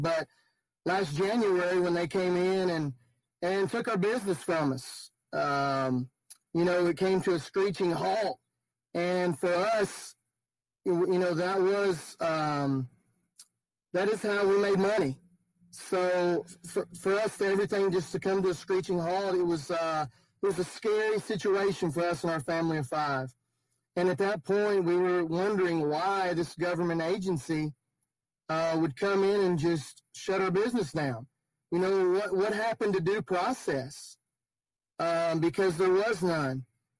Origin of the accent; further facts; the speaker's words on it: Kentucky, United States; You know, we're the parents to three beautiful children. And we're originally from Kentucky, and we decided to become entrepreneurs a little over 3 years ago